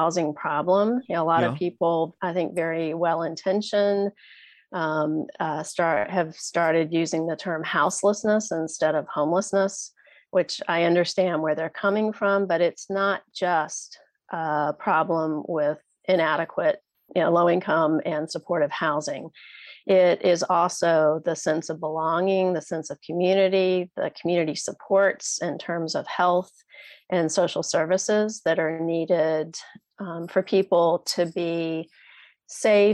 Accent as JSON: {"language": "English", "town": "Richmond", "region": "Virginia", "country": "United States", "tie": "born or raised there", "said": "moved back to my hometown at Richmond, Virginia"}